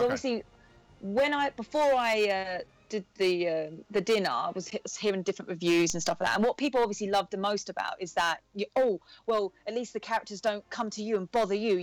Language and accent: English; England, United Kingdom; we're English